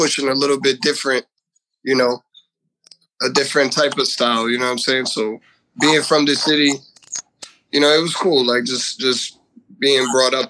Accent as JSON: {"language": "English", "town": "Elizabeth", "region": "New Jersey", "country": "United States", "tie": "born or raised there", "said": "I'm from, born and raised in Elizabeth, New Jersey"}